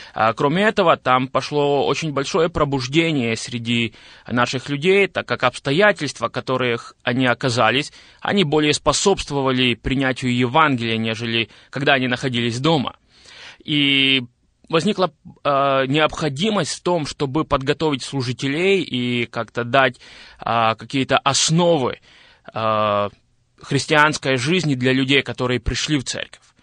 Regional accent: Zakarpattia Oblast, Ukraine; moved away as an adult; now in Boryslav, Ukraine; я родился в Украине, в Закарпатской области, и двадцать восемь лет я прожил, а, в этом регионе Украины

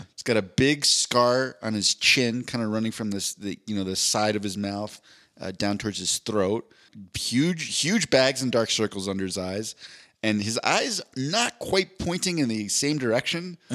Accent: East Coast, United States; I'm from the East Coast

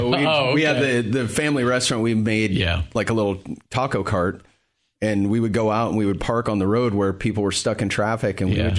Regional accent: north of Seattle, Skagit Valley area, Washington, United States; moved away as an adult; now in Clarksville, United States; So I'm originally West Coast. So I grew up in Washington State, like north of Seattle, a little small town.

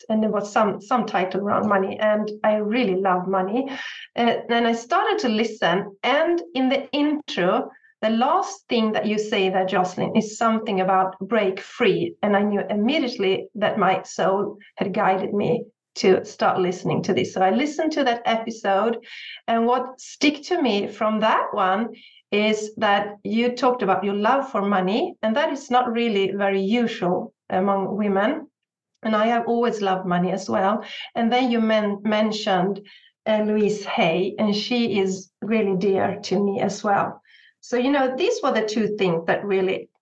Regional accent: Sweden; I'm from Sweden. So I live in Sweden with my husband and I have 3 sons

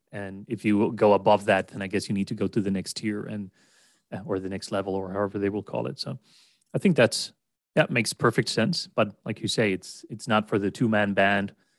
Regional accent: Sweden; English is a second language; as a non-native American or English speaker, I'm from Sweden. I've always lived in Sweden, never lived abroad as such.

